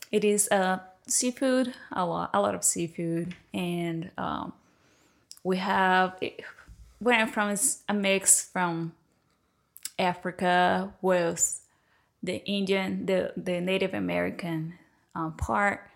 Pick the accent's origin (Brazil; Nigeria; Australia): Brazil; Recife, Pernambuco; English is a second language; moved away as an adult; now in United States; I'm from Recife